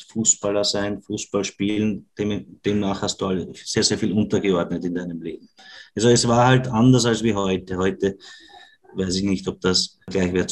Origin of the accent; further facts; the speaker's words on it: Vienna, Austria; accent: Viennese; unser, unser, unser Wiener Dialekt ist ja nicht immer zum, zum Verstehen für andere.